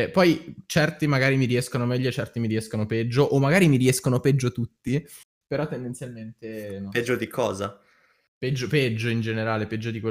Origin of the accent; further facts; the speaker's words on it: Lombardy, Italy; accent: Milanese dialect; io che parlo con dialetto milanese.